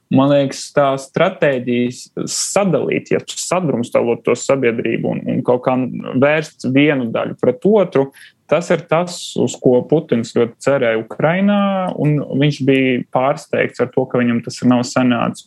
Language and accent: Latvian; Riga, Latvia; also born or lived in Krāslava, Latvia; es nāku no Krasnodas. Mana liela, ja ne lielākā daļa no ģimenes tur ir dzimusi un, un arī joprojām dzīvo. Bet nu, pats es mācījos jau skolā Rīgā